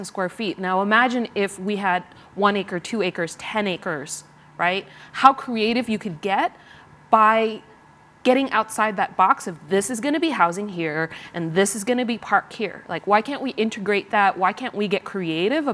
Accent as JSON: {"language": "English", "country": "Vietnam", "tie": "born or raised there", "moved": "yes", "lives_now": "Los Angeles, United States", "said": "I was born in Vietnam"}